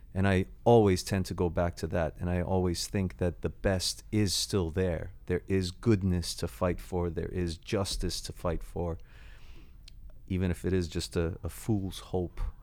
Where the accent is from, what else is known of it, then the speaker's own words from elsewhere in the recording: Toronto, Ontario, Canada; moved away as an adult; now in London, United Kingdom; the city I grew up